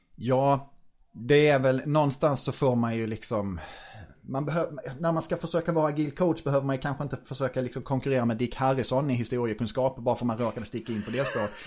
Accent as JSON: {"language": "Swedish", "town": "Norrköping", "region": "Östergötland", "country": "Sweden", "said": "jag är tvåbarnsfar från Norrköping"}